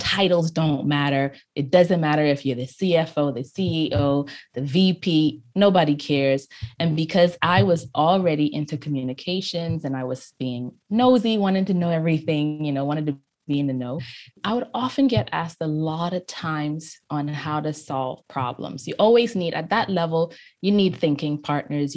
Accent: Freeport, Grand Bahama, Bahamas; I grew up in Freeport, Grand Bahama

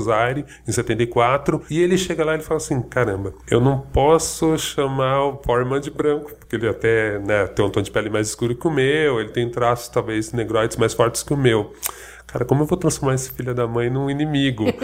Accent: Brazil

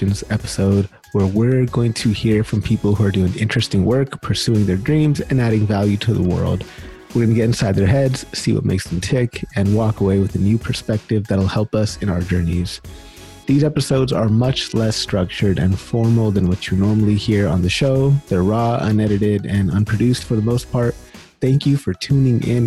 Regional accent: California, United States; moved away as an adult; now in Winnipeg, Canada; I grew up in California, but I've moved here the last like 6 or 7

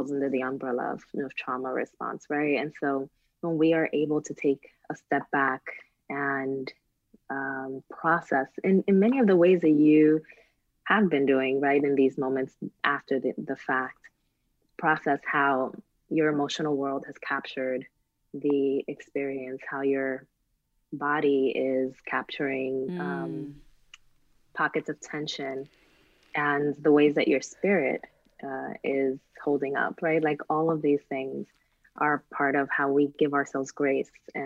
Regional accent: Newark, New Jersey, United States; I came from Newark, New Jersey

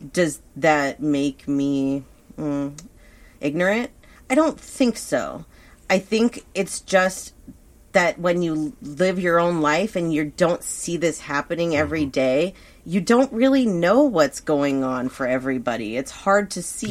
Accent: Thousand Oaks, California, United States; a town like where we grew up in Thousand Oaks, where I grew up

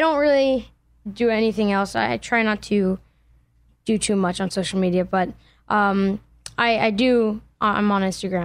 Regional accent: Allentown, Pennsylvania, United States; I'm from Allentown, Pennsylvania

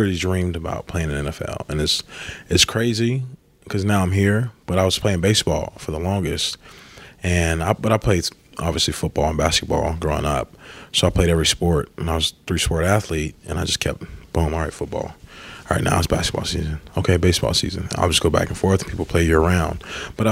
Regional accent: Warner Robins, Georgia, United States; moved away as an adult; now in New Orleans, United States; I'm from Warner Robins

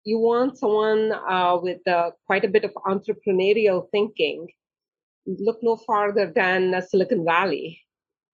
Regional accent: India; also born or lived in Germany; now in United States; I was born in India.

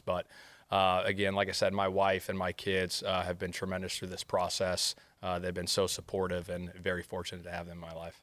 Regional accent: outskirts of Sacramento, California, United States; moved away as an adult; now in Indianapolis, United States; I grew up on the outskirts of Sacramento, probably about forty-five minutes, um, I would say, east of Sac

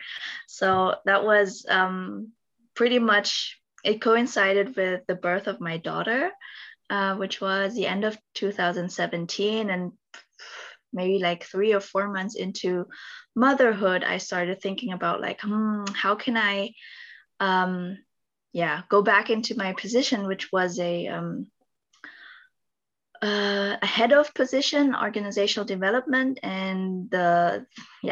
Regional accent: Philippines; now in Stuttgart, Germany; I'm originally from the Philippines

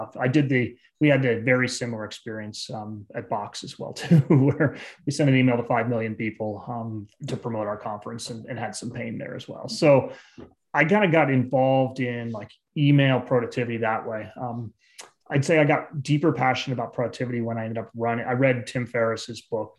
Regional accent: Bay Area, California, United States; also born or lived in East Coast / Eastern Europe; I grew up in the Bay Area.

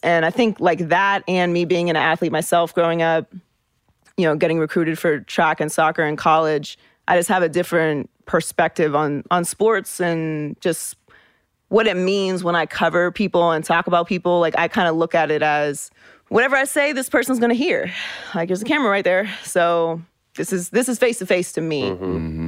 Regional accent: Pittsburgh, Pennsylvania, United States; I was born and raised in Pittsburgh

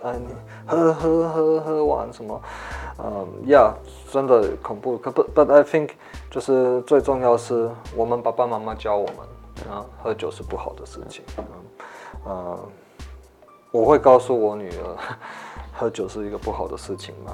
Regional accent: Taiwan; 我们台湾人

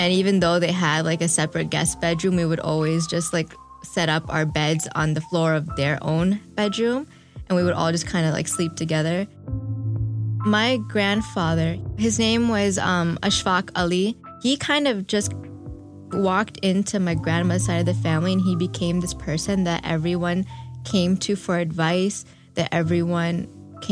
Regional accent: Chicago, Illinois, United States; now in Detroit, United States; I'm from Chicago, but I live in Detroit now.

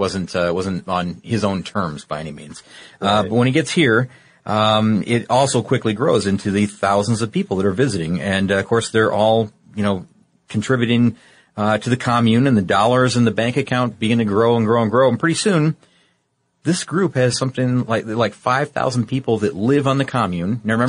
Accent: Midwest, United States; I'm from the Midwest, so I say it sometimes both ways.

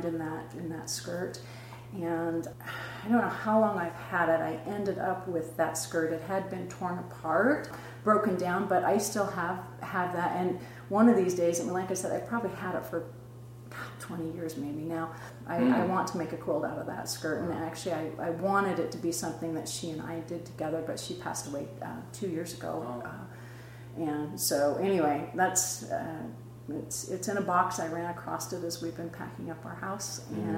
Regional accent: Burley, Idaho, United States; moved away; I'm originally from Southern Idaho, Burley, Idaho.

